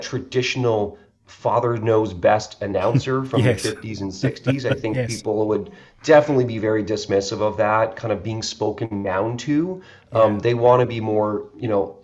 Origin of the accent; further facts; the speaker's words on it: Canada; I'm from Canada